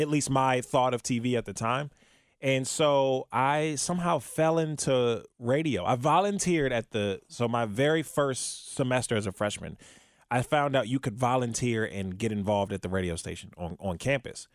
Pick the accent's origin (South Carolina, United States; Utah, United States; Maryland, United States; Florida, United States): Maryland, United States; Prince George's County; now in Cincinnati, United States; I'm originally born and raised from, uh, in Maryland